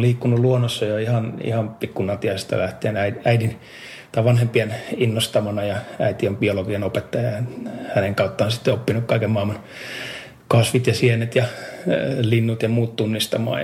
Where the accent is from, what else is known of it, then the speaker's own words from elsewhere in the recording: Nastola, Päijät-Häme, Finland; moved away as an adult; also born or lived in Helsinki / Espoo; tulin opiskelemaan Nastolasta, siis mä oon syntynyt kyllä Helsingissä, mutta no, koulu, koulu ja asun Nastolassa